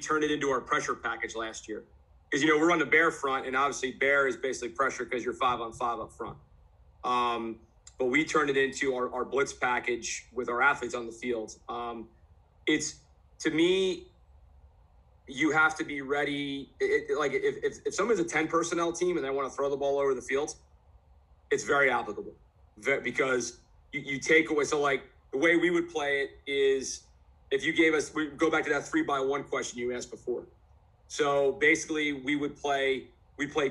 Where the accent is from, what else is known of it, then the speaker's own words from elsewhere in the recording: New Jersey, United States; now in Florida, United States; I'm from Jersey originally